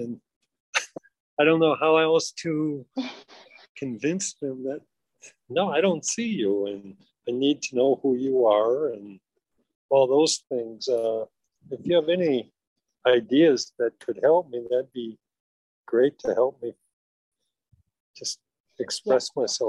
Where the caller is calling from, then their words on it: Minnesota, United States; Good afternoon. … from Minnesota.